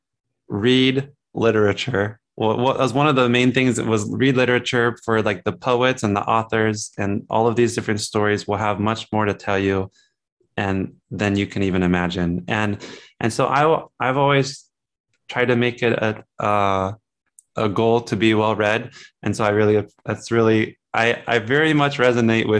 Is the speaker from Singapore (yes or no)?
no; Hillsboro, Ohio, United States; I'm from Ohio.